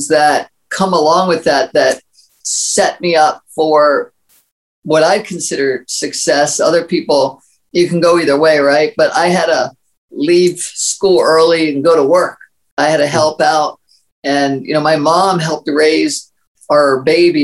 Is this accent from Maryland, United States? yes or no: yes; Maryland, United States; I grew up in Maryland and very humble beginnings